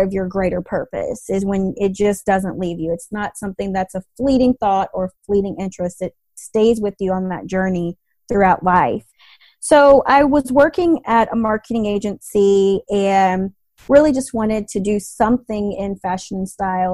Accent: Atlanta, Georgia, United States; I grew up in Atlanta

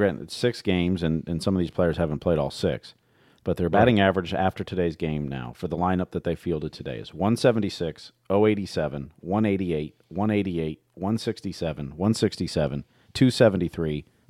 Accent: Midwest, United States; I've been to many games watching in that weather or worse over the years growing up in the Midwest, and it's rough.

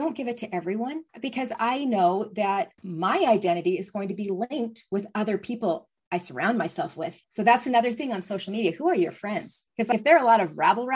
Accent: Seattle, Washington, United States; I'm from the Seattle area where there's Starbucks, more than one on every corner

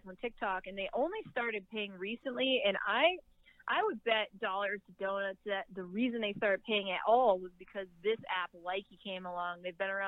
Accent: New England, United States; moved away; I'm from New England originally

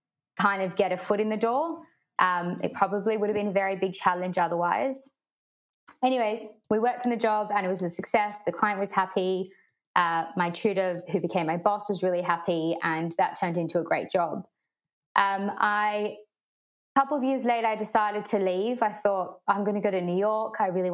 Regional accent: Sydney, New South Wales, Australia; moved away as an adult; now in London, United Kingdom; I'm originally from Sydney, Australia, and I've been living in London for 4.5 years now.

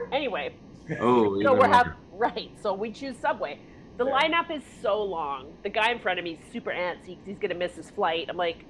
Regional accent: Canada; I'm Canadian.

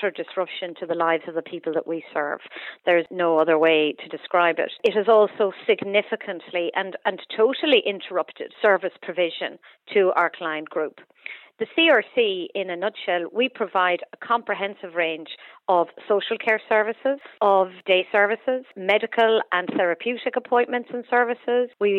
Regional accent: Cork, Munster, Ireland; I grew up in Cork

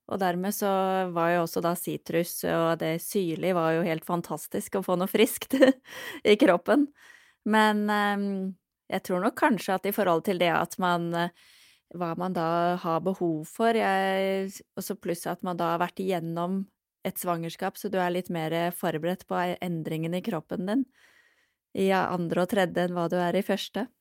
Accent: Norway; moved away as an adult; also born or lived in London; jeg vokste opp i Norge

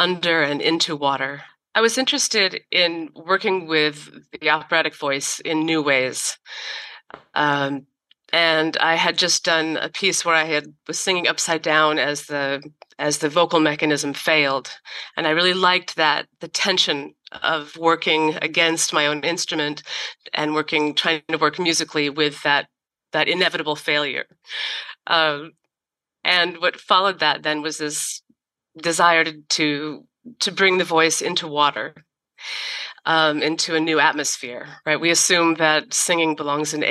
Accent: California, United States; now in Izmir, Turkey; I'm from California, and I'm living in Izmir, Turkey

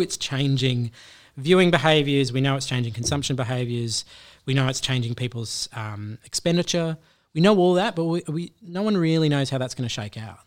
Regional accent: Australia; being an Australian in the U S

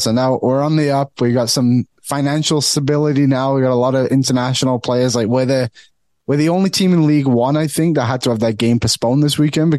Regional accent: Bolton, North West England, United Kingdom; now in Canada; I grew up in Bolton. I moved to Canada.

